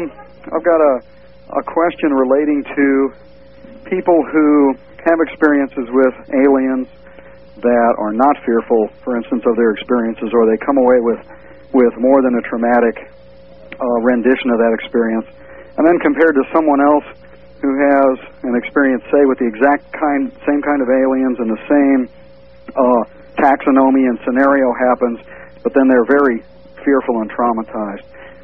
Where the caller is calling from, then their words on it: St. Louis, Missouri, United States; I'm calling from the St. Louis area.